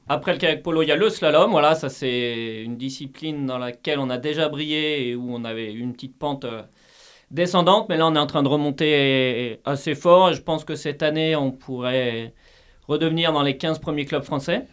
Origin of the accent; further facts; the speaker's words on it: Brittany, France; je suis breton